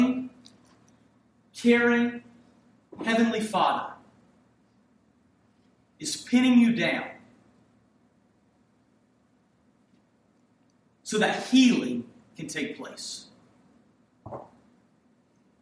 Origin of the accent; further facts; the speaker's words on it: Hampton, Virginia, United States; it was a multicultural city that I grew up in Hampton, Virginia